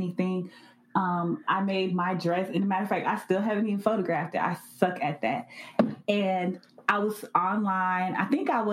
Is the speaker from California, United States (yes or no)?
no; Miami, Florida, United States; I'm from Miami